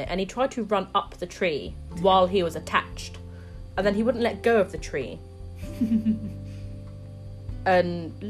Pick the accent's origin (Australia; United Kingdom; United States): United Kingdom; England; I'm the English one